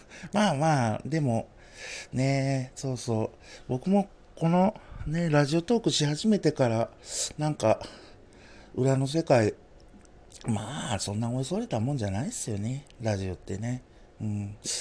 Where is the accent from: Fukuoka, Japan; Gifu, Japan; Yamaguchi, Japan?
Yamaguchi, Japan; now in Hiroshima, Japan; 最近広島にいながらね、故郷の山口の